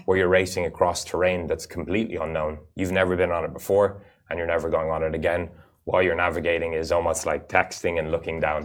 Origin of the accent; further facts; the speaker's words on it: United Arab Emirates; I actually had the fortune of being born and growing up in the Emirates